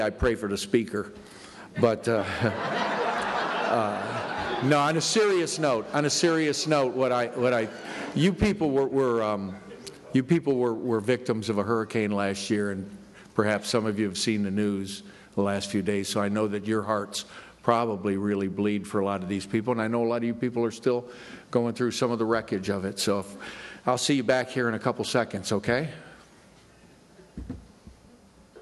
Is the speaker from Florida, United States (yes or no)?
yes; Florida, United States; I'm from Florida.